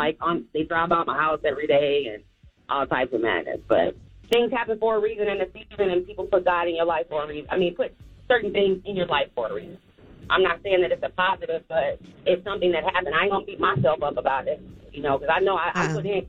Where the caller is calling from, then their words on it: Chicago, Illinois, United States; I'm calling from Chicago, so I have this question for you all.